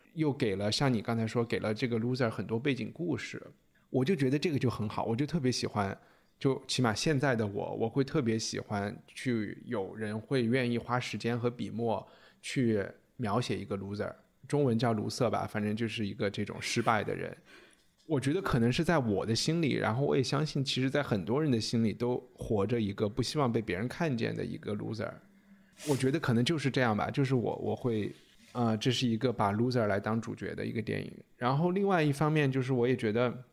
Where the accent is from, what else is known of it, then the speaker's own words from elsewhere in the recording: China; 我们中国人